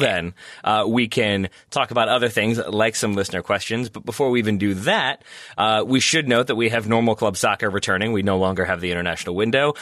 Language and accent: English; United States; as an American Man United fan